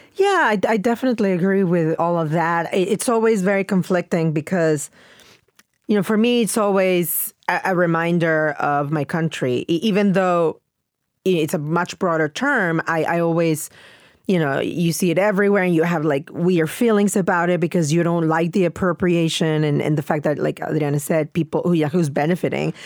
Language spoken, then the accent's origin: English; Mexico; moved away; growing up in Mexico